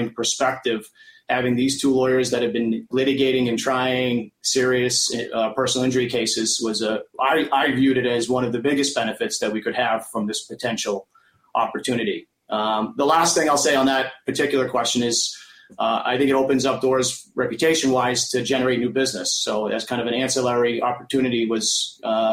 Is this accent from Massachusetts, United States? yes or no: yes; Millbury, Massachusetts, United States; also born or lived in Boston, Massachusetts; I grew up in Millbury, a small little town outside of Worcester